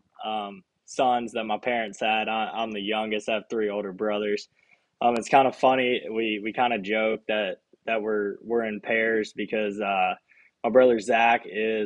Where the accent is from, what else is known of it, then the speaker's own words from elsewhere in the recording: Bryant, Arkansas, United States; I'm from Bryant, Arkansas. It's kind of the central Arkansas area around Little Rock. I went to Bryant High School. Have always lived in Bryant my whole life